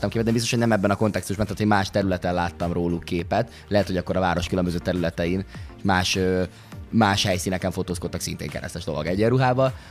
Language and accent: Hungarian; Hungary; nagyon magyarok vagyunk, és, és és e- erre nagyon büszkék vagyunk, dolognak a túltolásával szokták, ami egyébként teljesen oké, okay, mert nyilvánvalóan legyünk is büszkék rá, és én is elképesztően büszke vagyok rá